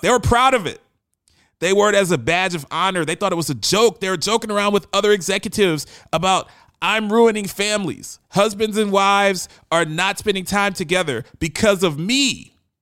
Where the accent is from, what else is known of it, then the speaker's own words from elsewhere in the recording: Baltimore, Maryland, United States; now in Nashville, United States; I grew up in West Baltimore